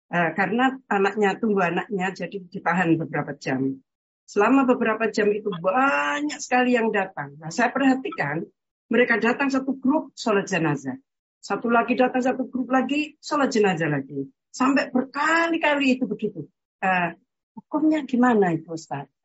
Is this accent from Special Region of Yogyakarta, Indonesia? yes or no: yes; Yogyakarta, Special Region of Yogyakarta, Indonesia; now in Netherlands; kalau yang wajahnya terlihat itu saya waktu kecil itu di Indonesia di Jogja